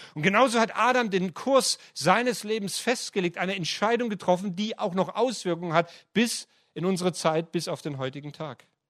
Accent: Heilbronn, Baden-Württemberg, Germany; moved away; also born or lived in Ludwigsburg; Ich bin in Heilbronn aufgewachsen und habe in Ludwigsburg studiert

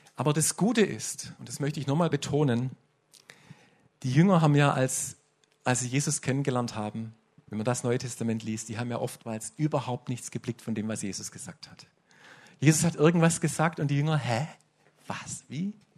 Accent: Swabia, Germany; Bei uns im Schwabenland ist das relativ typisch, dass wir so geprägt sind

